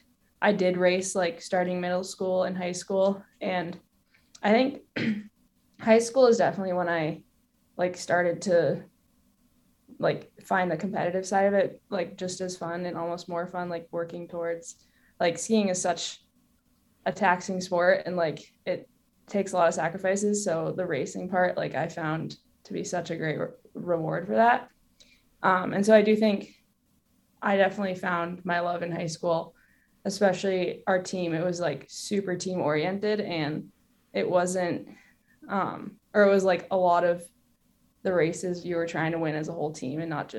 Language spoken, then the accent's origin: English; Maine, United States; The environment I grew up in Maine